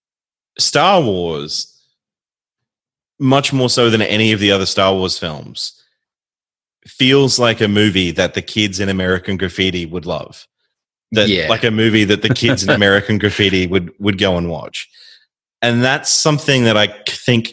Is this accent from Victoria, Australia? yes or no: no; Ipswich, Queensland, Australia; I grew up in Ipswich, which is pretty much the Modesto of Southeast Queensland